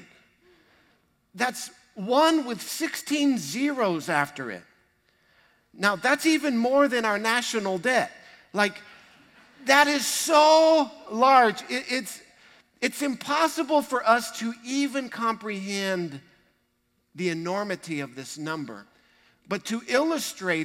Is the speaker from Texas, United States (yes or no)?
yes; Texas, United States; We're proud to be Texans.